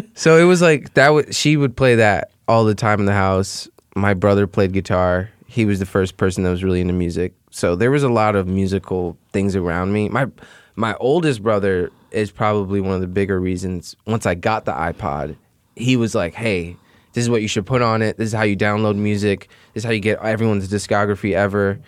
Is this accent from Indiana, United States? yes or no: no; Chicago, Illinois, United States; I grew up in Beverly